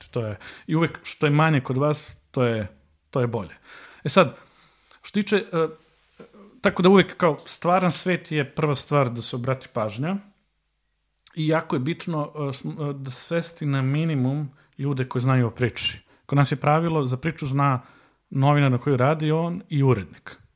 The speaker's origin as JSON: {"language": "Croatian", "country": "Serbia", "said": "ovde kod nas u Srbiji"}